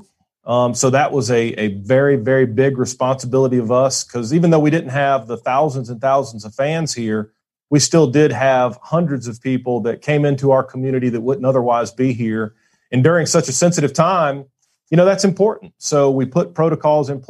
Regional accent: Atlanta, Georgia, United States; also born or lived in Statesboro, Georgia; I'm an Atlanta native. I grew up in North Gwinnett County

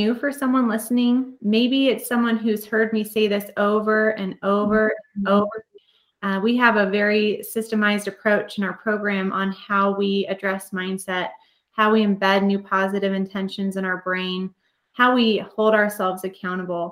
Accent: North Platte, Nebraska, United States; I grew up in North Platte, which was an hour away.

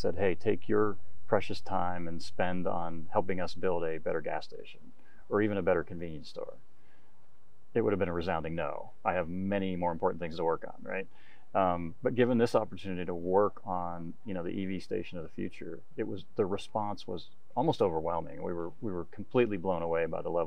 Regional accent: United States; as an American

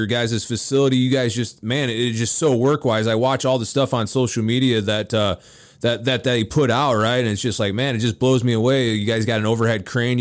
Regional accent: Kankakee, Illinois, United States; I'm born and raised right outside of Chicago, Kankakee

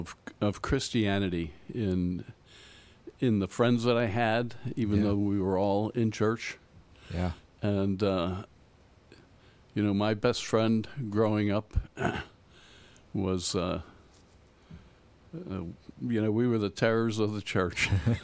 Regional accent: Pennsylvania, United States; now in Pittsburgh, United States; Okay. Well, I grew up outside of Philadelphia.

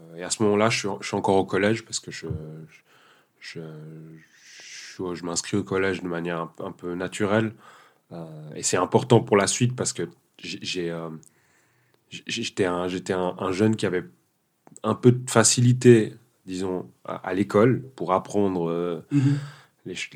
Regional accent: Sion, Valais, Switzerland; also born or lived in Portugal / Guinea-Bissau; j'ai grandi en Valais, donc à Sion principalement

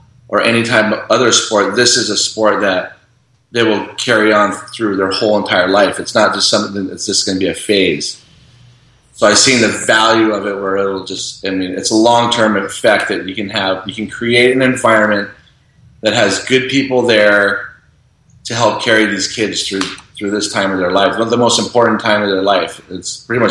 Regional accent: Kauai, Hawaii, United States; I was born and raised on Kauai, so like growing up here

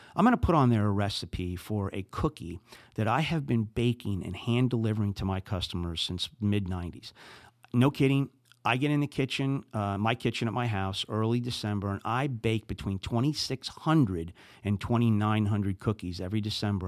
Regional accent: New Jersey, United States; accent: Jersey; moved away as an adult; also born or lived in Saint Louis, Missouri; now in St. Louis, United States; I'm from New Jersey

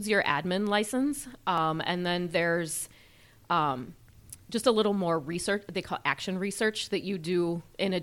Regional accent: Omaha, Nebraska, United States; moved away as an adult; I was born and raised in Omaha, Nebraska

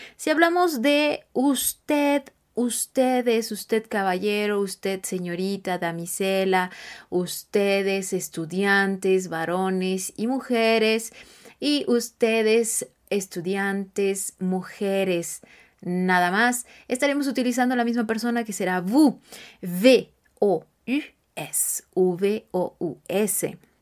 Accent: Mexico; yo soy mexicana

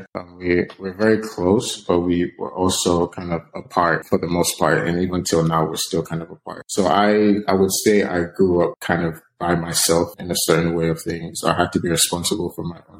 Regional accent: Nigeria; Growing up in Nigeria was definitely tough

